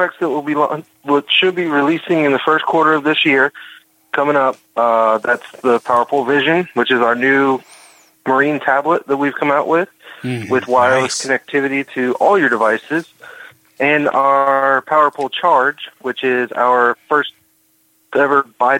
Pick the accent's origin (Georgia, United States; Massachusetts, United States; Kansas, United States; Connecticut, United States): Georgia, United States; I was raised in the South, so it's a little bit different. You know, I was born in Georgia.